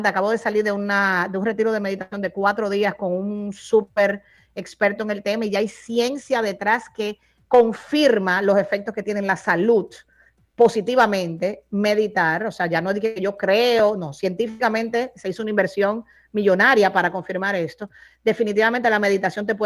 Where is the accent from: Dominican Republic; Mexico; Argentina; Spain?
Dominican Republic; now in Miami, United States; Mira, como yo vivo en Miami, pero como dominicana voy como una vez al trimestre